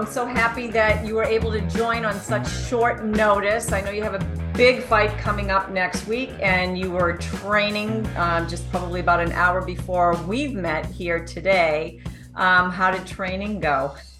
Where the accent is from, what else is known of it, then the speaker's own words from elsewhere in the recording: Boston, Massachusetts, United States; Boston, my hometown.